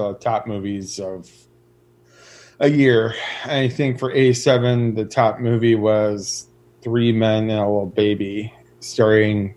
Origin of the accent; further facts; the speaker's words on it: Detroit, Michigan, United States; growing up in Detroit